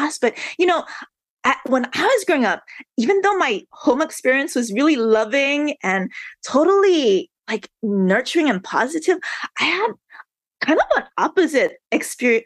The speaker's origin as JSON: {"language": "English", "town": "Honolulu", "region": "Hawaii", "country": "United States", "tie": "born or raised there", "said": "born and raised in Honolulu"}